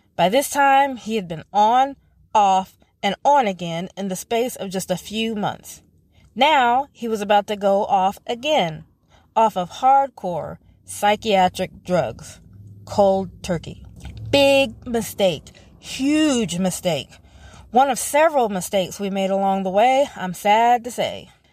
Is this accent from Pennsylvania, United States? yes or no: no; North Carolina, United States; moved away as an adult; also born or lived in Tennessee; my hometown